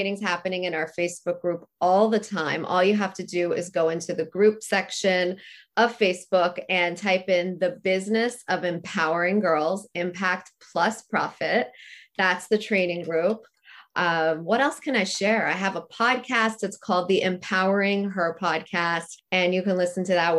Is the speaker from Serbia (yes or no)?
no; Canada; I'm from Canada